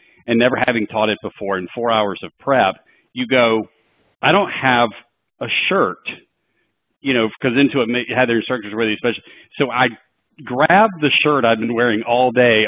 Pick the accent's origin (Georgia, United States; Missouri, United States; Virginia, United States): Georgia, United States; Atlanta; We're both from Atlanta